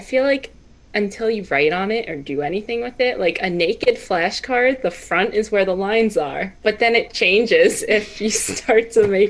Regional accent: Long Island, New York, United States; I'm from Long Island

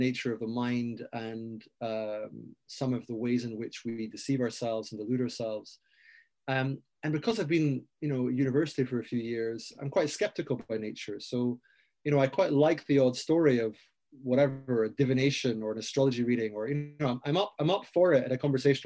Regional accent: Aberdeen, Scotland, United Kingdom; I grew up in Aberdeen in Scotland

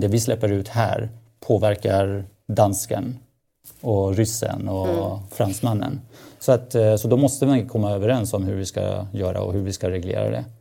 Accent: Stockholm, Stockholm County, Sweden; Ja, jag växte upp i Husby.

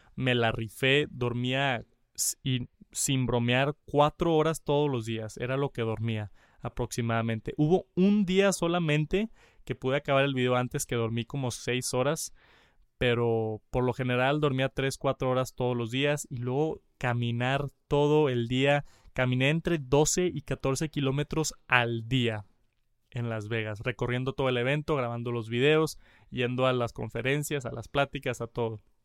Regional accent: Mexico; soy de México

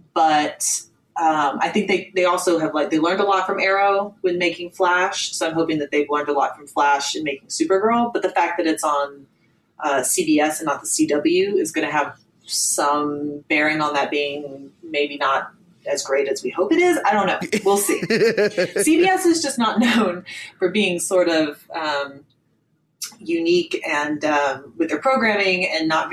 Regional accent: Georgia, United States; my home state

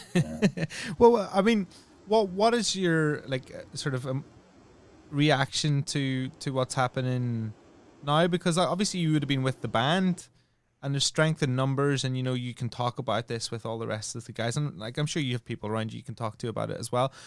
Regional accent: Northern Ireland, United Kingdom; I come from Northern Ireland, which was Catholics and Protestants

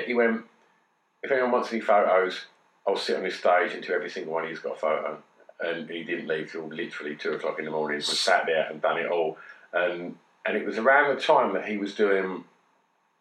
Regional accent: Grays, East of England, United Kingdom; my hometown

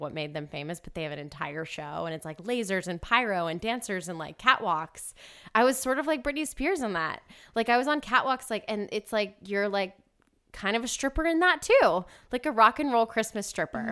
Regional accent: Marietta, Georgia, United States; I'm from Atlanta, Georgia, kind of Marietta

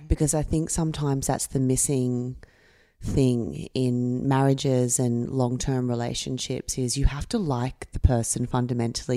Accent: Camden, New South Wales, Australia; I grew up in Camden.

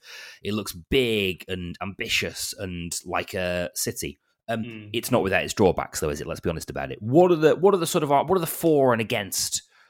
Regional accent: Bolton, North West England, United Kingdom; I remember growing up in Bolton and having the Octagon Theatre on our doorstep.

